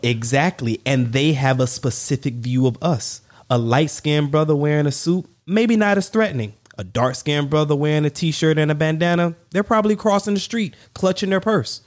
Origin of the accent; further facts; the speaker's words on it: the South, United States; I'm from the South